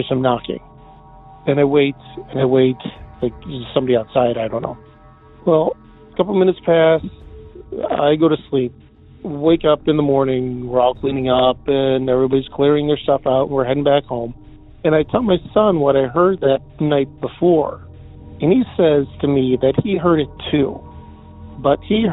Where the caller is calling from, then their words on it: Depew, New York, United States; I'm calling from Depew, New York, just out of Buffalo